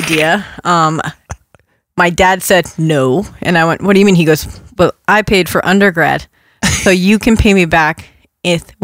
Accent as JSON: {"language": "English", "region": "Rhode Island", "country": "United States", "also_born_or_lived": "New Hampshire", "moved": "yes", "said": "I'm from Rhode Island originally"}